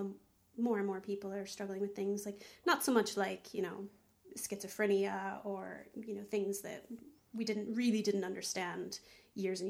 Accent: Texas, United States; now in Ireland; I was born in Texas

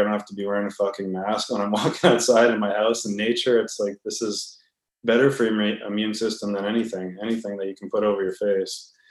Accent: Vancouver, British Columbia, Canada; also born or lived in Edmonton, Alberta; I was born in Edmonton, but I grew up in Vancouver

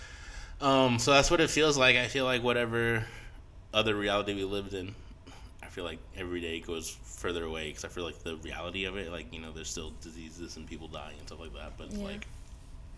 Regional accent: Texas, United States; growing up in Texas

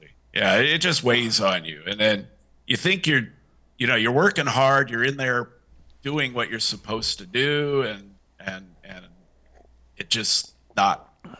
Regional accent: Ireland; And, you know, being an Irishman, you know, you can't pass up a free offer.

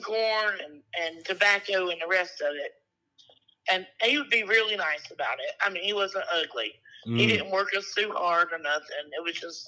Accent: Rockingham, North Carolina, United States; I'm from Rockingham and Hamlet, North Carolina, which is about 1.8 miles from South Carolina. Real south.

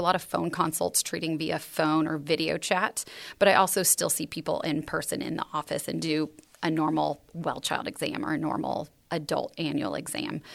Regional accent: San Juan Capistrano, California, United States; moved away; also born or lived in Texas; I grew up in San Juan Capistrano, California

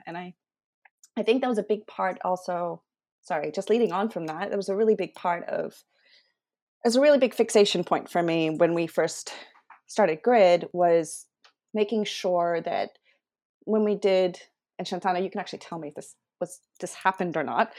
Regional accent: Taiwan; moved away as an adult; also born or lived in Sydney, Australia; now in Australia; I grew up in Taiwan, Indian background

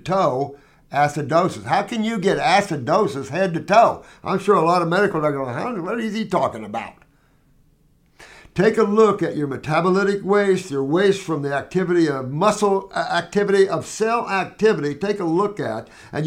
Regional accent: Bloomington, Indiana, United States; I grew up around Indiana University

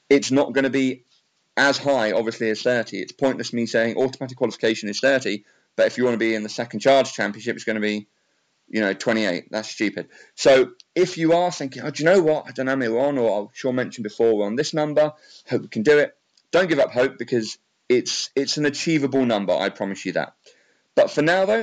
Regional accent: England, United Kingdom; I'm from England

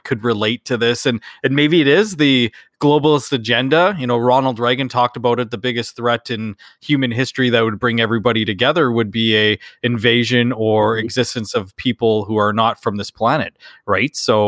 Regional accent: Canada; We're those Canadian lads. We got it going on, bud.

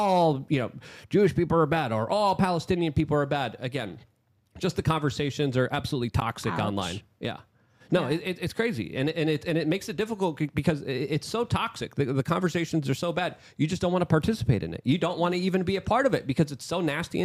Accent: Poland; moved away; because I'm from Poland

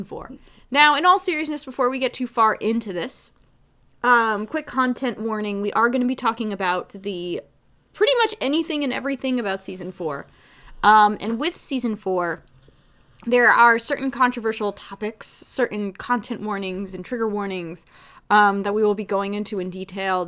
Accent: New Jersey, United States; I'm from Jersey

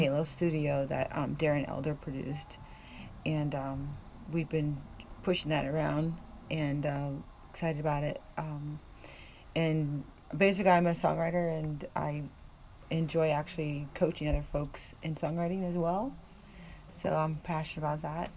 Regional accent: near Lake Erie, northwestern Pennsylvania, United States; also born or lived in Los Angeles / New York; now in Maine, United States; Originally from way northwestern PA. Right on, I was born like 50 yards from the Lake Erie

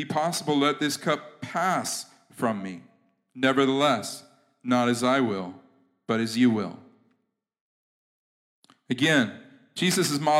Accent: United States; I'm American and I'm American Christian.

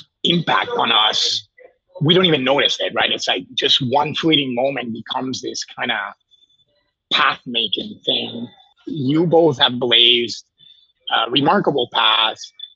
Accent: Puerto Rico; moved away; I grew up in Puerto Rico, and in Puerto Rico, I wasn't a minority. It was 100% Hispanic.

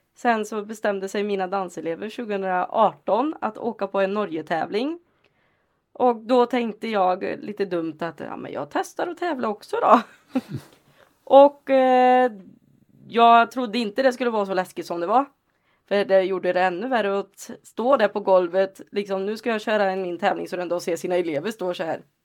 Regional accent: Lidköping, Västra Götaland, Sweden; moved away; also born or lived in Alingsås / Gothenburg; Jag är från Lidköping från första början.

